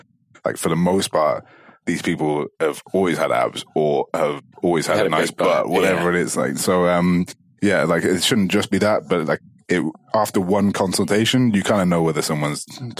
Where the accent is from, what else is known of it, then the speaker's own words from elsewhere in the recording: Dubai, United Arab Emirates; say, for example, like, I came from Dubai and like, there is more so than here.